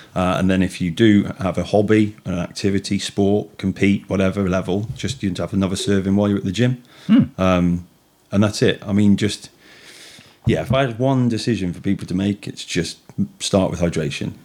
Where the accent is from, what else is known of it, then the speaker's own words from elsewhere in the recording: Hanwood, West Midlands, United Kingdom; I grew up in Hanwood